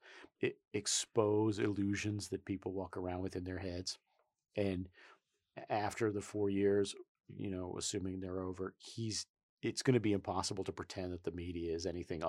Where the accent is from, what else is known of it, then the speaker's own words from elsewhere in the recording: New York, United States; moved away; also born or lived in Philadelphia; I was born in New York and I learned my politics in Philadelphia.